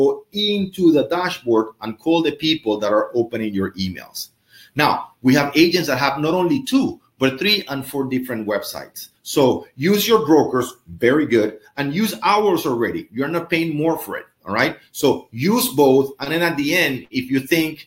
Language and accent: English; Venezuela; moved away; I'm from Venezuela